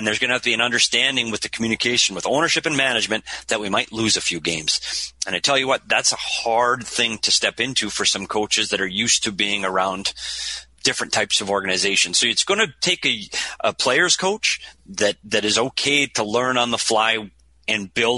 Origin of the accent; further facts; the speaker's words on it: Minnesota, United States; one of the best places to get pizza in the entire state of Minnesota, my home state.